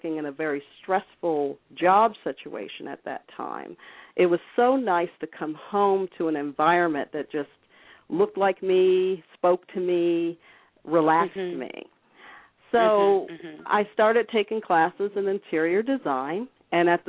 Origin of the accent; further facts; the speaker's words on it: upstate New York, United States; I was raised in upstate New York